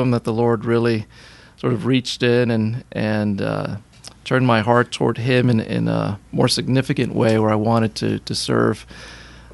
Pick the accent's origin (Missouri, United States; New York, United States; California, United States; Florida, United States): Florida, United States; Miami; moved away; I was born and raised in Miami, Florida